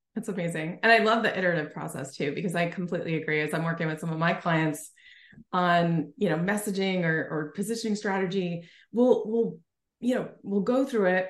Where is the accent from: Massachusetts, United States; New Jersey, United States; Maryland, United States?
New Jersey, United States; now in Oregon, United States; I live in Oregon now, but originally from Jersey